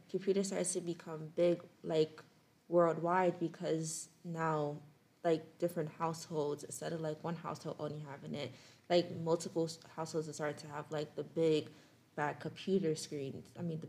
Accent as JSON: {"language": "English", "town": "New York City", "region": "New York", "country": "United States", "said": "I'm from New York City, the Bronx specifically."}